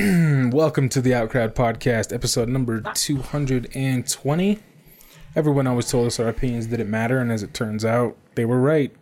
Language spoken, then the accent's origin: English; Arizona, United States; moved away; I grew up in Arizona, and there's just a lot of Mexicans.